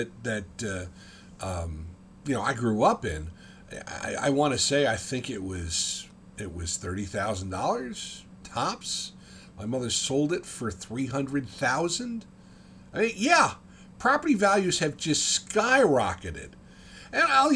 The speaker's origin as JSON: {"language": "English", "town": "West Caldwell", "region": "New Jersey", "country": "United States", "tie": "born or raised there", "also_born_or_lived": "Ocean County, New Jersey", "moved": "as an adult", "said": "I grew up in Caldwell, West Caldwell, New Jersey"}